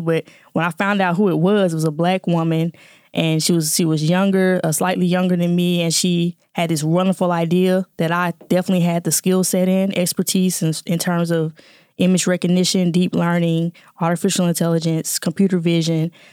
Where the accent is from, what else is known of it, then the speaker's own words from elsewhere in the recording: Jackson, Mississippi, United States; moved away as an adult; now in Atlanta, United States; born and raised in Jackson, Mississippi